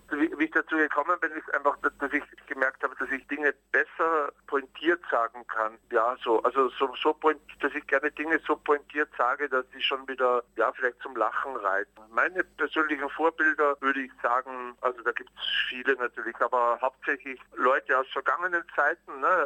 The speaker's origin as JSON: {"language": "German", "country": "Austria", "tie": "born or raised there", "said": "also ich bin in Österreich aufgewachsen ne?"}